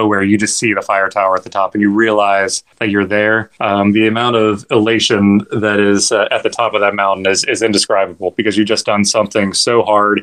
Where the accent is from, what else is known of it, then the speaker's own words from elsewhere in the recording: West Virginia, United States; now in Florida, United States; I grew up in West Virginia, and I remember running through the woods